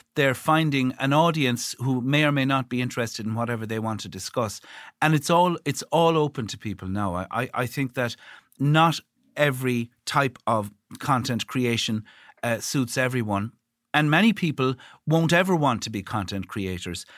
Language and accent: English; Ireland; when you live in Ireland, I think, and given the fact that that it's our language, it's our national language